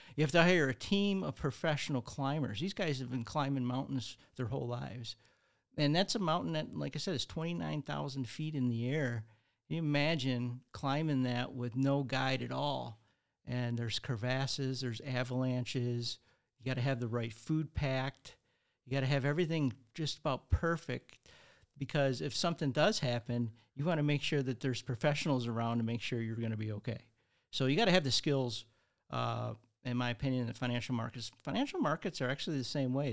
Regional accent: Redford, Michigan, United States; I grew up in Redford, Michigan

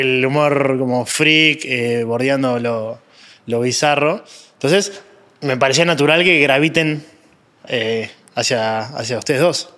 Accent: Uruguay; yo soy uruguayo

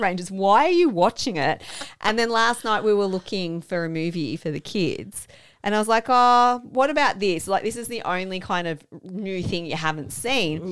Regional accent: Australia; as an Australian

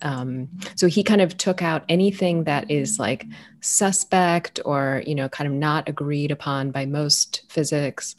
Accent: United States; also born or lived in Ethiopia; I was raised in the U.S.

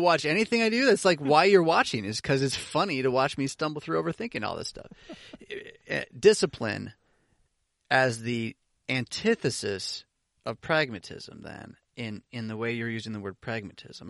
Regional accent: United States; I'm an American

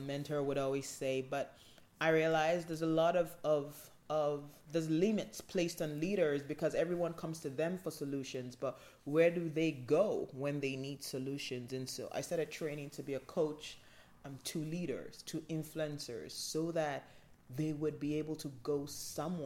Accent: Nigeria; I'm from Nigeria

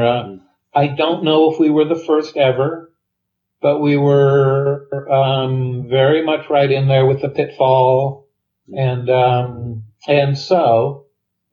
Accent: West Coast, United States; I'm from the West Coast. I was in the West Coast in the 70s

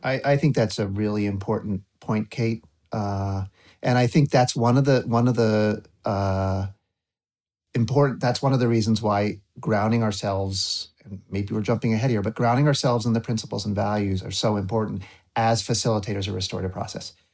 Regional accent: Waterbury Center, Vermont, United States; I was growing up in Waterbury Center

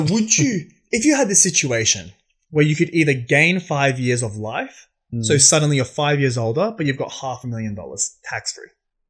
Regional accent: Australia; as an Australian.

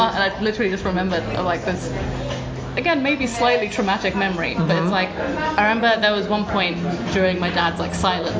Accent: Brighton, South East England, United Kingdom; also born or lived in Portugal / Switzerland; I was born in Portugal, but I grew up in Brighton

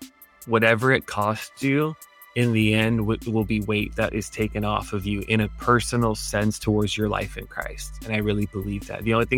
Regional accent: Los Angeles, California, United States; moved away as an adult; now in Hawaii, United States; I grew up in around Los Angeles, and I moved to Hawaii at 18 to go to college.

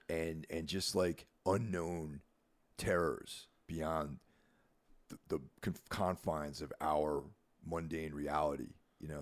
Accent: New York, United States; moved away as an adult; now in New Jersey, United States; I consider myself a New Yorker 'cause I was born in New York. Not, not in the city, but in the state, and spent most of my life living there

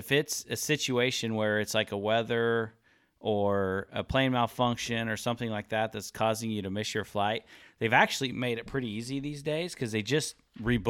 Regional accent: Kansas, United States; I'm from Kansas.

